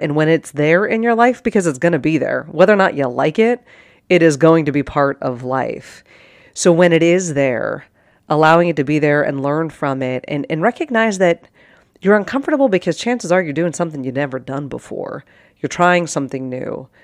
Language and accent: English; Pittsburgh, Pennsylvania, United States; moved away as an adult; also born or lived in Arizona / Sparta, Wisconsin; born and raised in Pittsburgh, Pennsylvania, like, nobody from my high school came out here